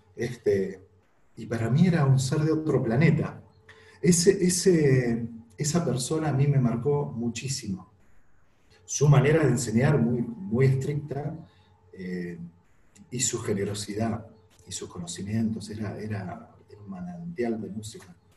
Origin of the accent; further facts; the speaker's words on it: Villa Regina, Río Negro, Argentina; moved away as an adult; also born or lived in Chos Malal, Neuquén; now in Neuquén, Argentina; en la ciudad donde yo nací, en Villa Regina, que es provincia de Río Negro